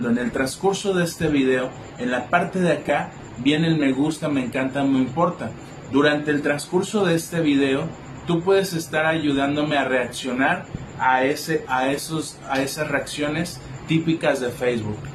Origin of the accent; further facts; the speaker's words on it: Colima, Mexico; por parte de la Universidad de Colima, de donde yo soy, del estado de Colima, aquí en México.